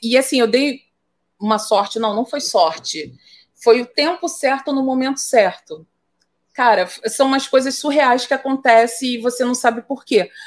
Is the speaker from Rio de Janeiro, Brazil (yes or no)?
yes; Baixada Fluminense, Rio de Janeiro, Brazil; eu sou fruto do da Baixada Fluminense nos anos 90, cara, nos anos 80, na verdade.